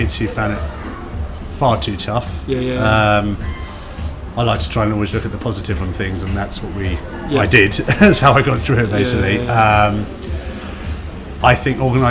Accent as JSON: {"language": "English", "region": "London", "country": "United Kingdom", "tie": "born or raised there", "said": "I'm originally from London."}